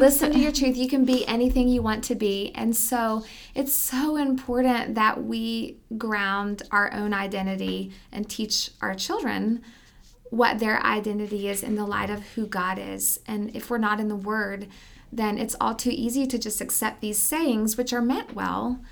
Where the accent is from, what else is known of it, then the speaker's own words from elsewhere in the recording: Alabama, United States; moved away as an adult; also born or lived in Southeast United States; now in Canyon, Texas, United States; We moved from Alabama, and, um, really, this is my first introduction to Texas. I've spent my entire life in the Southeast.